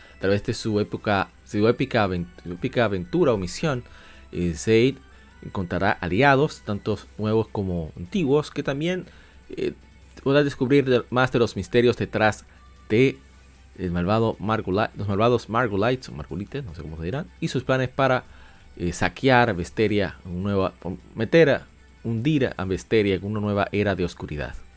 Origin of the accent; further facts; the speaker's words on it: Dominican Republic; como decimos en mi país, en República Dominicana